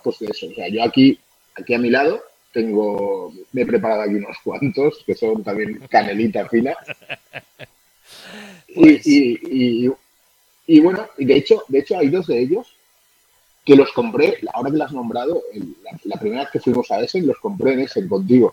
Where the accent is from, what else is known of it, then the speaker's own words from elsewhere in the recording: Valencia, Valencian Community, Spain; soy allí de Valencia